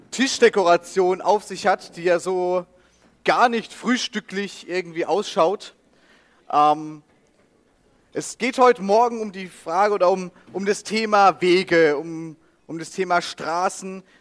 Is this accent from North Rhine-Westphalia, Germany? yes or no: no; Rhineland-Palatinate, Germany; dann hier links ist Rheinland-Pfalz, das ist meine Heimat, das ist auch ein bisschen größerer Fleck dann.